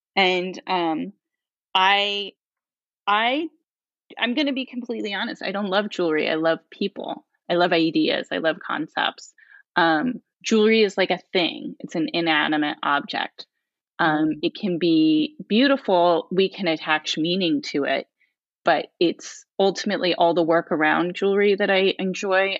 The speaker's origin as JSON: {"language": "English", "region": "rural Pennsylvania", "country": "United States", "tie": "born or raised there", "also_born_or_lived": "Portland, Oregon / New York", "moved": "as an adult", "said": "I grew up in Pennsylvania, in rural Pennsylvania"}